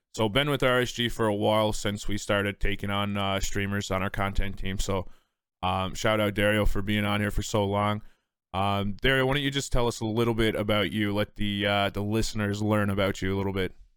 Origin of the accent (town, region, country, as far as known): Newfoundland and Labrador, Canada